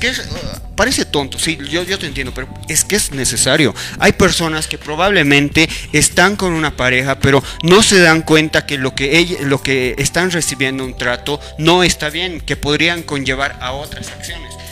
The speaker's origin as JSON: {"language": "Spanish", "country": "Bolivia", "said": "para pensar que como bolivianos nos da un para"}